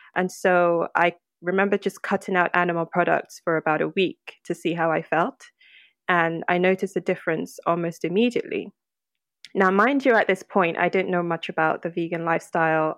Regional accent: Lagos, Nigeria; now in United Kingdom; born and raised in Lagos

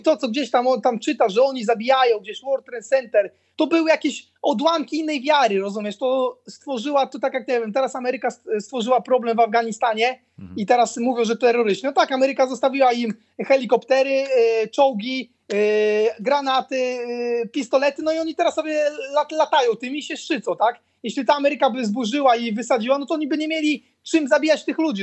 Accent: Poland; also born or lived in Croatia; dla nas Polaków

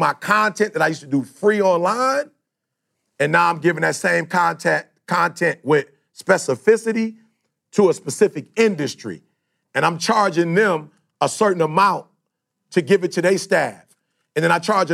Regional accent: Detroit, Michigan, United States; I'm from Detroit

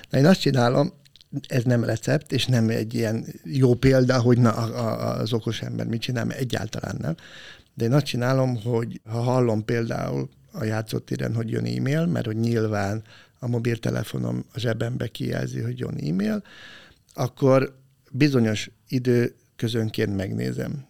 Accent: Bonyhád, Tolna, Hungary; moved away as an adult; Ponyhádon, ahol fölnőttem, én nekem fogalmam se volt, hogy ilyen jellegű szakmát valaki képvisel, pedig tizennyolc éves koromig ott laktam

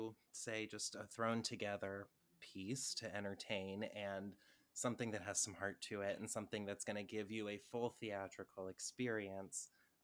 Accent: Los Angeles, California, United States; Los Angeles.

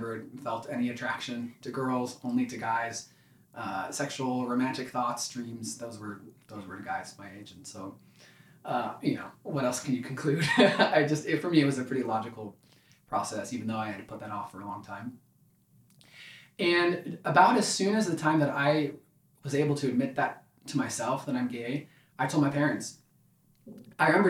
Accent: Ashburn, Virginia, United States; I grew up in Ashburn, Virginia

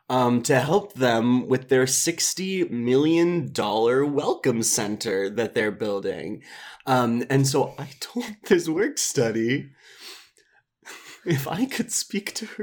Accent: Minneapolis, Minnesota, United States; small Midwestern town growing up in Minneapolis.

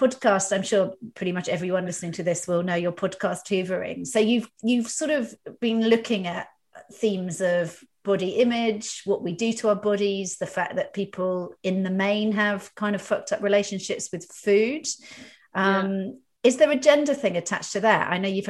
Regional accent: Dorset, South West England, United Kingdom; I'm a Dorset girl as well.

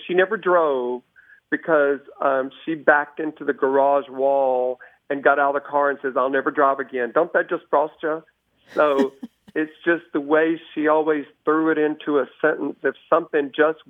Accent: Dallas, Texas, United States; I'm from Dallas, Texas.

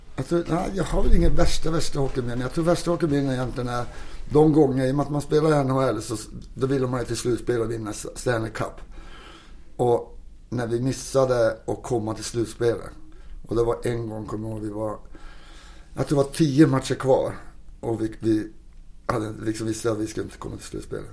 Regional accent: Kiruna, Norrbotten County, Sweden; also born or lived in Toronto, Canada; now in Stockholm, Sweden; åka hem till mina hemtrakter i Kiruna där var vi kommer ifrån

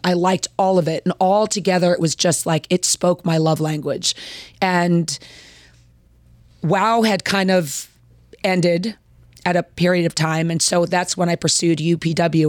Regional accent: Baltimore, Maryland, United States; also born or lived in Washington, D.C.; now in Richmond, United States; I live here in Richmond. I am from the Baltimore, Washington area.

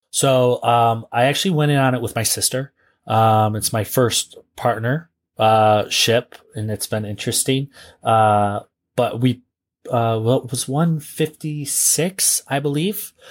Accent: northeastern Ohio, United States; it's actually my hometown area

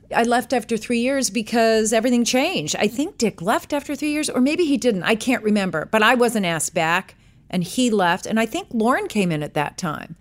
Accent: New York City, New York, United States; moved away; also born or lived in Washington, D.C.; I was born in New York City, New York

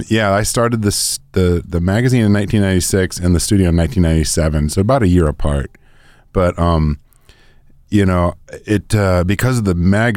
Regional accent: Oakland, California, United States; also born or lived in Berkeley / Nevada City; now in Portland, United States; And I was born in Berkeley, raised in Oakland, and then also raised in Nevada City, that area.

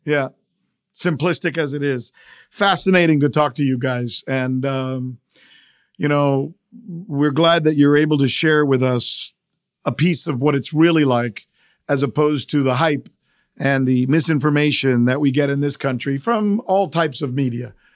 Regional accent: United States; my country, the United States of America

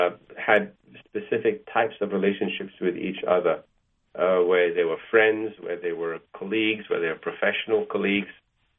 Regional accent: Malaysia; also born or lived in Egypt; now in United States; I didn't have Jewish friends until I came to America, because I grew up in Malaysia and in Egypt

